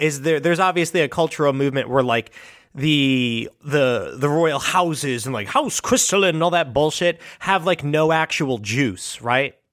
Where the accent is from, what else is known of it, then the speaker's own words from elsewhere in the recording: United States; as an American